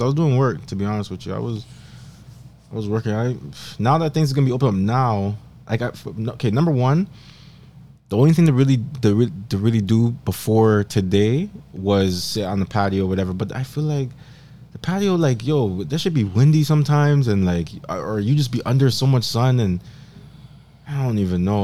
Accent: Montreal, Quebec, Canada; I was born in Montreal

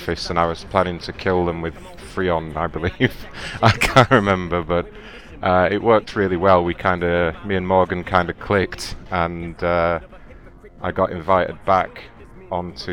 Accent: England, United Kingdom; accent: English; my English accent

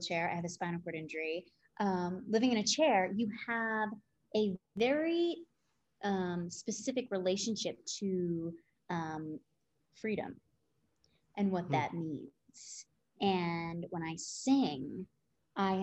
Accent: New Jersey, United States; I grew up in Jersey.

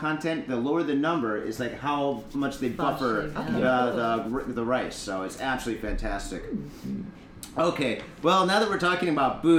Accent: Detroit, Michigan, United States; now in Japan; I grew up in Detroit

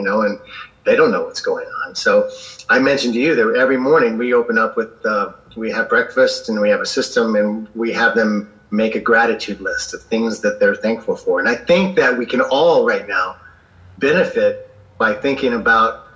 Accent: Southern Indiana, United States; I grew up in the Midwest in America, in Southern Indiana, right on the Ohio River

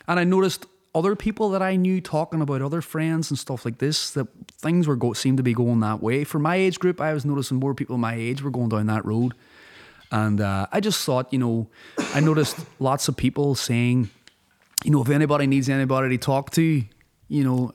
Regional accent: Derry, Northern Ireland, United Kingdom; moved away as an adult; also born or lived in Donegal, Ireland / Los Angeles, United States / London, United Kingdom; I grew up in a city like Derry.

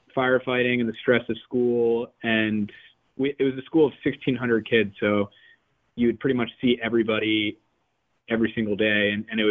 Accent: New Jersey, United States; also born or lived in Sewanee, Tennessee; I grew up in New Jersey

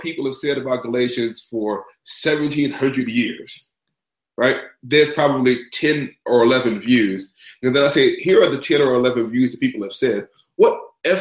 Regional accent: Huntsville, Alabama, United States; now in Rochester, United States; I'm from Huntsville, Alabama. I was raised in the Black Baptist Church in the South.

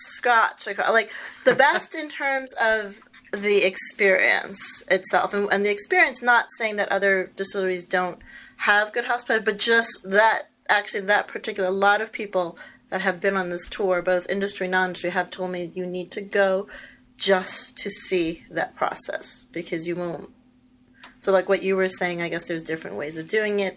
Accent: New York, United States; I'm from New York

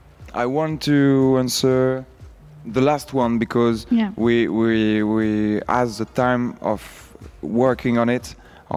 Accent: Brittany, France; We are from Brittany.

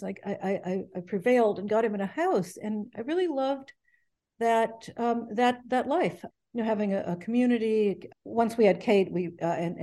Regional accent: Ohio, United States; moved away as an adult; also born or lived in New York / Connecticut; I was from Ohio. I went to college in New York, and that's how I wound up on the East Coast in Connecticut

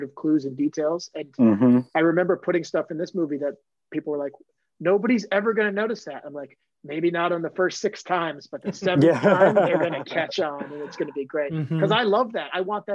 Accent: Maine, United States; I'm from Maine

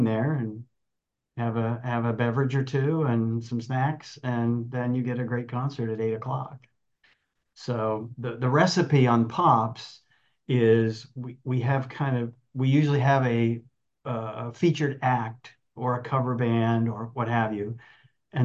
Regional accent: Dayton, Ohio, United States; moved away as an adult; also born or lived in Kalamazoo, Michigan; now in Long Beach, United States; I grew up in the Midwest, grew up in Ohio, Dayton, Ohio area

